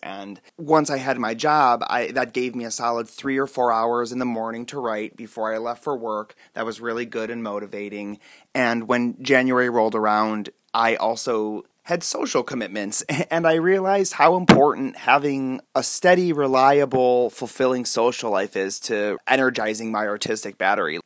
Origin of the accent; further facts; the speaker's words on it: North Olmsted, Ohio, United States; moved away as an adult; also born or lived in Chicago, Illinois / California; now in Alaska, United States; I was born in North Olmsted, Ohio, outside of Cleveland